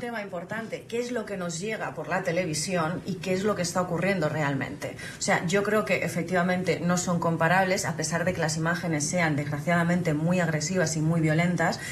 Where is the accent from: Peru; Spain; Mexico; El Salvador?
Spain